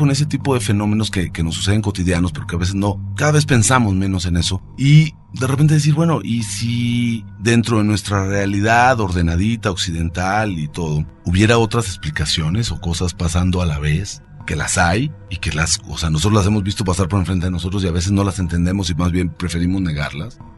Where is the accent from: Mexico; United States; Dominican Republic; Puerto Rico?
Mexico; tratar de reflexionar sobre quiénes somos como mexicanos a estas alturas.